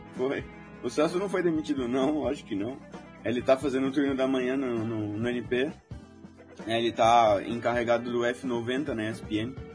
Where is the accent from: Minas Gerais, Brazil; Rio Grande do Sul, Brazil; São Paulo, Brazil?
São Paulo, Brazil; São Manuel; Eu sou de São Manuel, longe pra burro, no fim do mundo